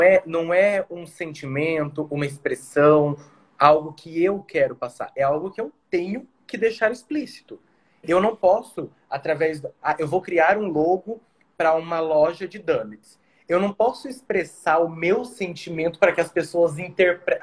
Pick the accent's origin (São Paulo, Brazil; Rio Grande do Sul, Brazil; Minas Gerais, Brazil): São Paulo, Brazil; now in Mato Grosso do Sul, Brazil; eu sou de São Paulo, mas eu fui abraçado pelo Mato Grosso do Sul